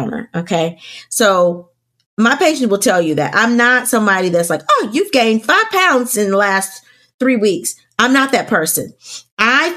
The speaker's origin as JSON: {"language": "English", "region": "the South", "country": "United States", "said": "I'm from the South"}